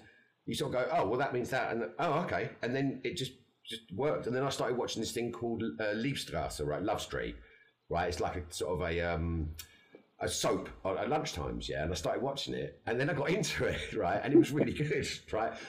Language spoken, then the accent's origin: English; England, United Kingdom; us English guys